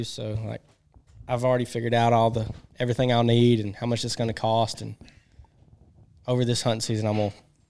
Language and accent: English; North Alabama, United States; I'm from North Alabama.